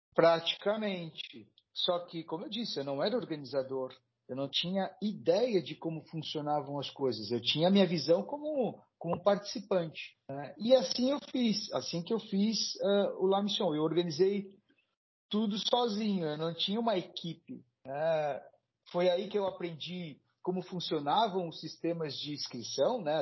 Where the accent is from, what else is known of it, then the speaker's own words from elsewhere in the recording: São Paulo, Brazil; eu sou daqui de São Paulo